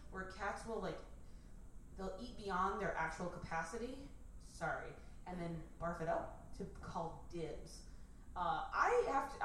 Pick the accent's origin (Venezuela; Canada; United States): United States; Arizona; I grew up in Arizona, so like walking outside.